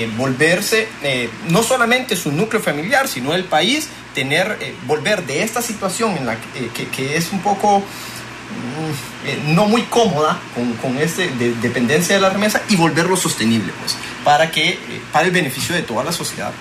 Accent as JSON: {"language": "Spanish", "country": "Honduras", "said": "ver como hondureños"}